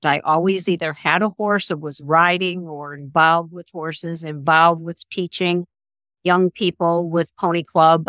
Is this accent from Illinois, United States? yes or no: yes; La Grange, Illinois, United States; I grew up outside of Chicago in a, in a suburb called LaGrange